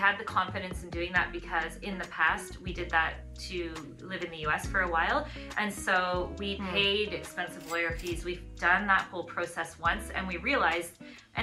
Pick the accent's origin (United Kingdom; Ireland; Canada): Canada; moved away as an adult; also born or lived in Florida, United States / Switzerland; now in New Zealand; I'm originally from Canada